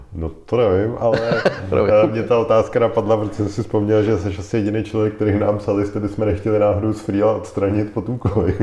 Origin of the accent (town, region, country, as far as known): Czechia